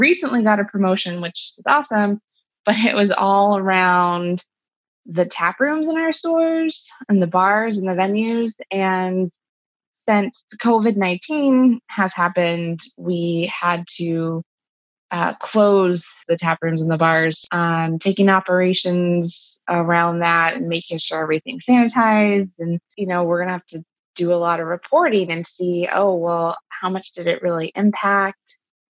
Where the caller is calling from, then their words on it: Austin, Texas, United States; I'm reporting from Austin, Texas.